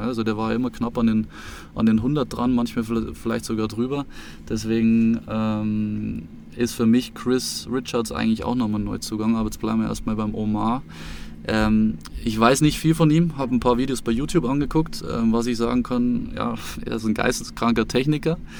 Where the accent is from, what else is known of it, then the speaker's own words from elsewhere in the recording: Munich, Bavaria, Germany; ich wohne seit 2010 in München und ähm, seit ich sieben Jahre alt bin